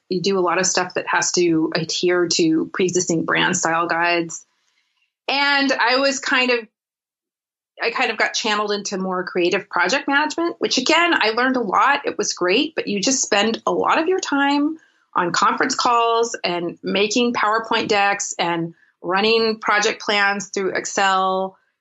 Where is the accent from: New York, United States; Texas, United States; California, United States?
California, United States; Los Angeles; moved away as an adult; also born or lived in San Francisco Bay Area; now in Munich, Germany; I grew up in LA and the Bay Area